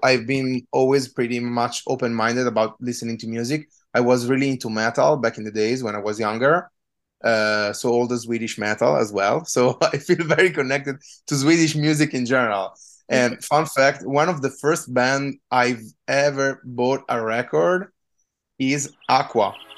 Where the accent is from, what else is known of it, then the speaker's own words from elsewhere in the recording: Trento, Trentino-Alto Adige, Italy; moved away; I come from a small city called Trento, which is in the northeast